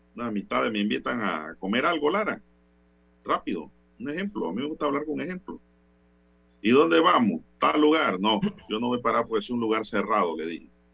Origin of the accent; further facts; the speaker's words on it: Panama; como panameño y como ciudadano